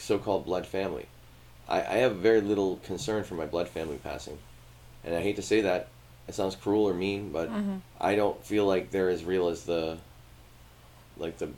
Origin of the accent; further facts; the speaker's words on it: Martha's Vineyard, Massachusetts, United States; moved away; also born or lived in Rochester, New York; I grew up on Martha's Vineyard